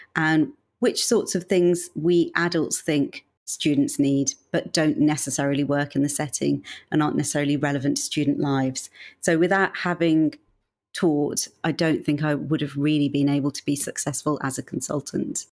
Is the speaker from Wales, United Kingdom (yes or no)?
no; Birmingham, West Midlands, United Kingdom; moved away as an adult; also born or lived in Manchester / London; I'm actually from Birmingham